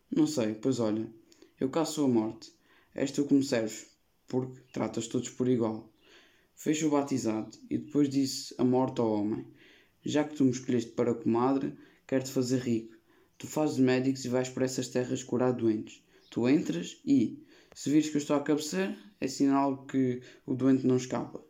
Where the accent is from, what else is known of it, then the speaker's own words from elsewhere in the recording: Portugal; tenho 14 anos e sou português.